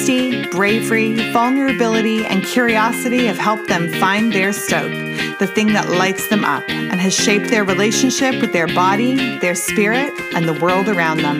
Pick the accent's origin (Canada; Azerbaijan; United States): Canada; now in Australia; I live here in Australia. I'm Canadian originally